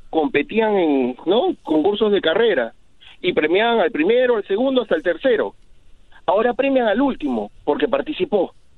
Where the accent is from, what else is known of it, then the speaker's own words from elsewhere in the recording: Peru; moved away; en mi país, yo soy de Perú